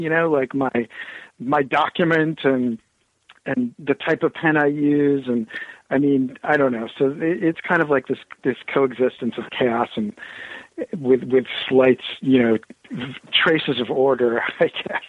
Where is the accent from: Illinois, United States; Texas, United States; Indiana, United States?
Indiana, United States; Bloomington; also born or lived in Ohio; now in New Hampshire, United States; I'm actually from the Midwest. Uh, originally born in Ohio, and then you know, my first conscious years were in uh, Bloomington, Indiana